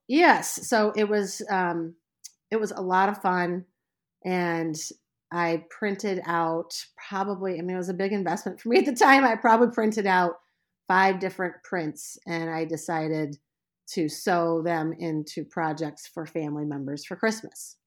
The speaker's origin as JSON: {"language": "English", "town": "Indianapolis", "region": "Indiana", "country": "United States", "tie": "born or raised there", "moved": "yes", "lives_now": "Leland, Michigan, United States", "said": "I was born in Indianapolis, Indiana"}